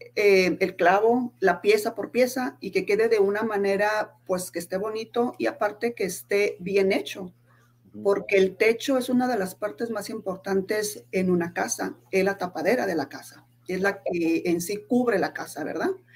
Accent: Guadalajara, Jalisco, Mexico; moved away as an adult; now in Salt Lake City, United States; soy de Guadalajara, Jalisco. Actualmente vivo aquí en Soleil City, Utah.

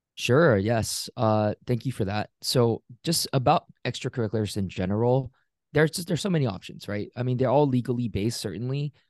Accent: Singapore; also born or lived in Pittsburgh area, Pennsylvania, United States; now in United States; I grew up in Singapore, immigrated to a small town outside of Pittsburgh, Pennsylvania in the U S in two thousand six

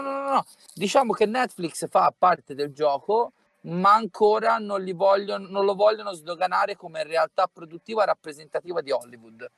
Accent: Tuscany, Italy; sono toscano

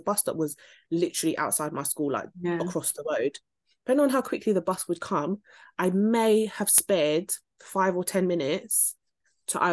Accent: London, United Kingdom; we're from South London

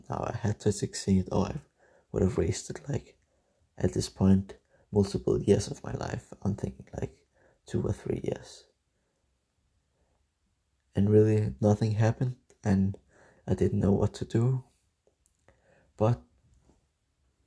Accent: Denmark; English is a second language; I'm from Denmark

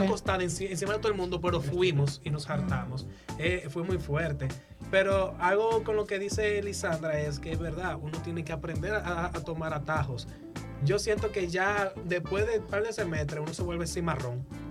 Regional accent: La Vega, Dominican Republic; yo soy de La Vega

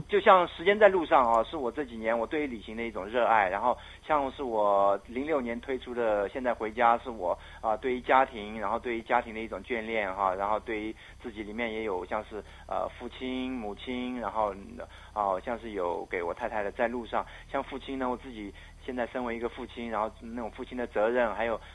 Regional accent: Myanmar; now in Taiwan; 我缅甸的那个祖先地

